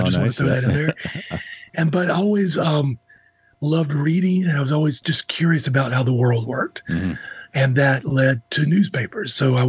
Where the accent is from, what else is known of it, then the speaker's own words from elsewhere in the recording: Georgia, United States; now in Charlotte, United States; I live in North Carolina now. Mm-hmm. I grew up in Georgia. But I live in North Carolina, which is a divided barbecue state.